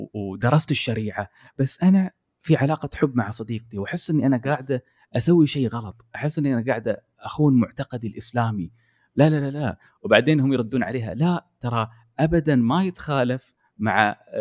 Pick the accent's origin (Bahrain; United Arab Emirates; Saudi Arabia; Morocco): United Arab Emirates; also born or lived in Yas Island, Abu Dhabi; انا كمواطن اماراتي